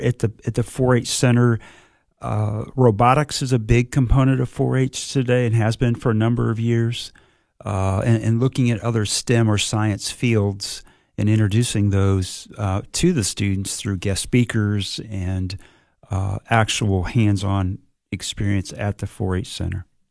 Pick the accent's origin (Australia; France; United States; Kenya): United States; southern Michigan; moved away as an adult; also born or lived in Indiana / Blacksburg, Virginia / Athens, Georgia; now in Cookeville, United States; I grew up, uh, family farming operation in southern Michigan, born and raised in Michigan